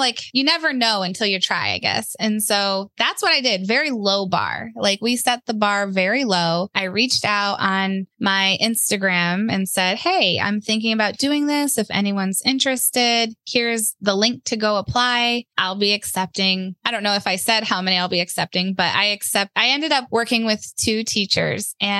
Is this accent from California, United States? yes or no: no; Ohio, United States; moved away as an adult; now in North Carolina, United States; we're from Ohio